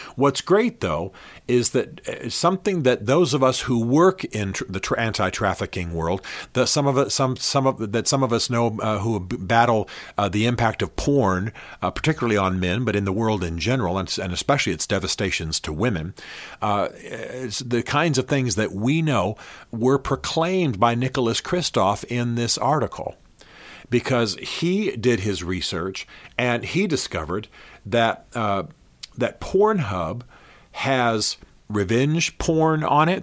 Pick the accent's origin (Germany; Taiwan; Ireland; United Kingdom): Germany; Berlin; I grew up in Berlin, Germany.